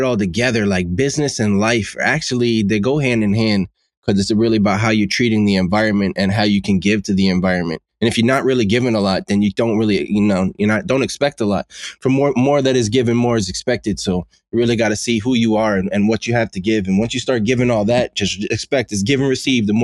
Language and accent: English; New York City, New York, United States; also born or lived in Lawrence, Massachusetts; I grew up in Bensonhurst in the 80s and the 90s